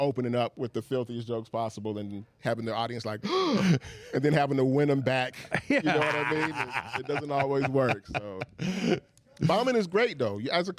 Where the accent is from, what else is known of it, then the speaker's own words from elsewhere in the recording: Tallahassee, Florida, United States; I'm from Tallahassee, so typically I'm performing in that area